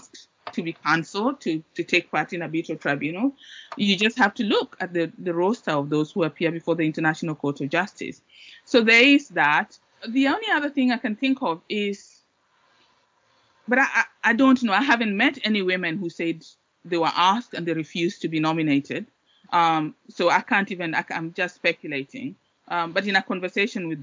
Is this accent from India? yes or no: no; Kenya; moved away as an adult; also born or lived in Oxford; I grew up in Kenya